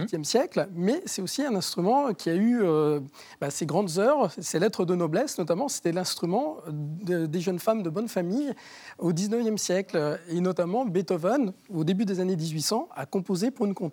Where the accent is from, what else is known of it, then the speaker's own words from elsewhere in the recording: Argenteuil, Île-de-France, France; la ville où je suis né, à Argenteuil